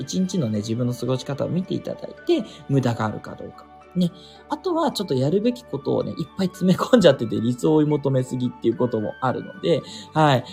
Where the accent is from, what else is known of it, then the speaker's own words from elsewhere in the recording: Japan; 国日本に生まれてる